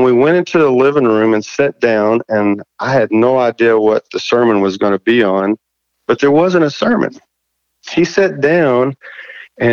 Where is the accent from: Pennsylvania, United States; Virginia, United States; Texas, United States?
Texas, United States; Levelland; also born or lived in Fort Worth; We moved out here in West Texas, and I was in the seventh grade. We moved to Leveland, and my dad was in the John Deere business, and so I was raised out here in West Texas